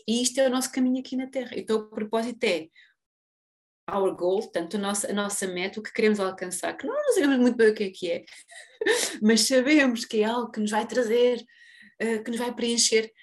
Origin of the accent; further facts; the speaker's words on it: Portugal; a todos nós enquanto portugueses